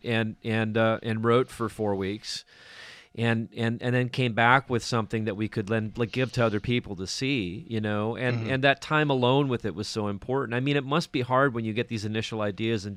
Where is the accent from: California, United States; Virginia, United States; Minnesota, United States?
Minnesota, United States; I'm from Minnesota. I'm nearly Canadian, so you know, that's my background